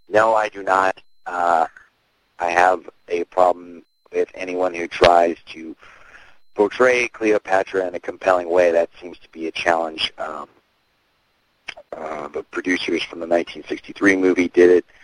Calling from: Los Angeles, California, United States; I'm calling from Venice, California.

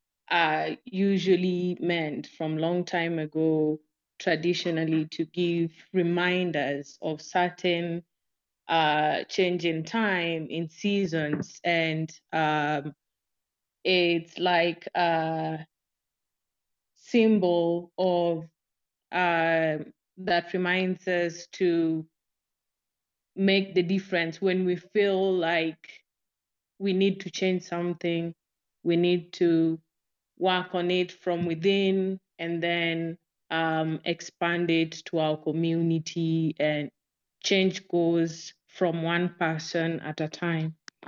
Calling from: Nairobi, Kenya; Hi, Simon. This is …. I'm speaking from Nairobi, Kenya.

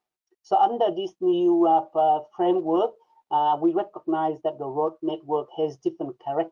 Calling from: Melbourne, Victoria, Australia

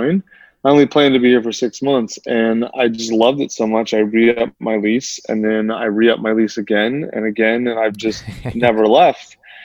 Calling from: Austin, Texas, United States; Austin, Texas.

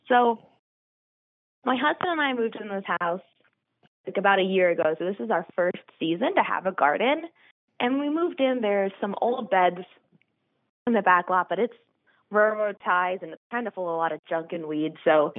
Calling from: Easton, Pennsylvania, United States; I am calling from Easton, PA.

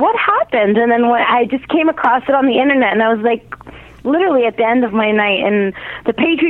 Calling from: Toronto, Ontario, Canada; from Toronto.

